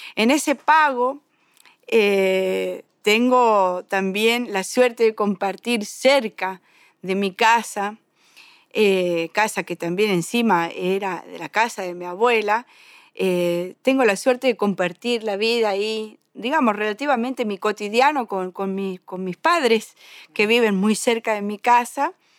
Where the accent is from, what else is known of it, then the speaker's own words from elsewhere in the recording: Tortuguitas, Buenos Aires Province, Argentina; puedo decir que soy conurbanense porque desde esos dos años en adelante nunca me fui del pago